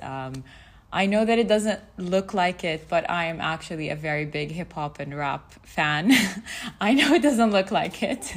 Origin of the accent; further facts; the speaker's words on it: Saudi Arabia; I grew up in Saudi